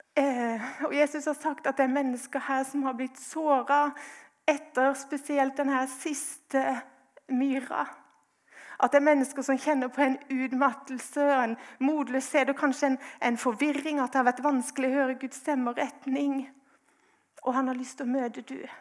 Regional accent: Grimstad, Agder, Norway; jeg er fra Grimstad

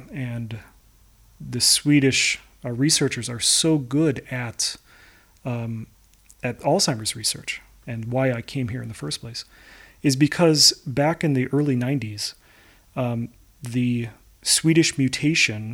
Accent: Chicago, Illinois, United States; moved away as an adult; also born or lived in Stockholm; now in New York, United States; I am from Chicago, Illinois, in the United

